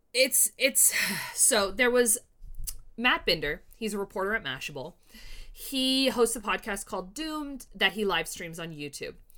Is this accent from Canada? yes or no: yes; Canada; I'm Canadian